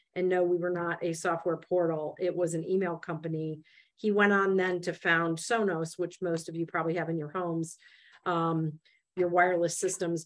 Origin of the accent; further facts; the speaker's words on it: Michigan, United States; I grew up in Michigan